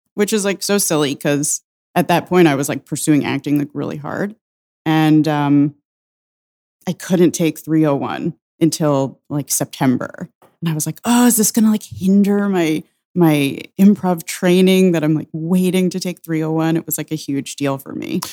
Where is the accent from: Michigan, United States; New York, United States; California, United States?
New York, United States; Suffern; also born or lived in Saratoga Springs, New York; I'm from Suffern, New York. It's, uh, in Rockland County